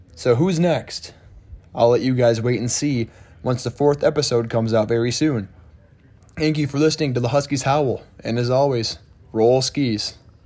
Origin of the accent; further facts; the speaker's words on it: Michigan, United States; moved away; I'm from Michigan. I don't I don't get to come back to my state